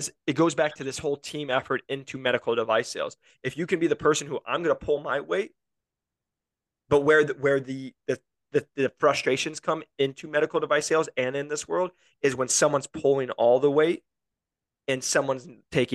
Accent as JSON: {"language": "English", "region": "Iowa", "country": "United States", "said": "I'm from Iowa"}